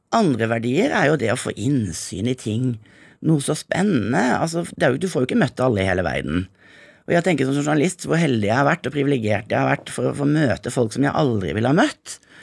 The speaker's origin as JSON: {"language": "Norwegian", "town": "Grimstad", "region": "Agder", "country": "Norway", "also_born_or_lived": "Jamaica", "moved": "as an adult", "lives_now": "Zanzibar, Tanzania", "said": "hadde jeg vært hjemme i Grimstad"}